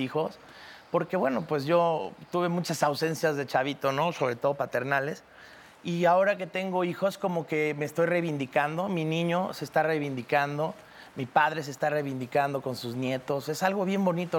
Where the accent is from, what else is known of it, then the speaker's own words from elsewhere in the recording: Cancún, Quintana Roo, Mexico; Yo crecí en Cancún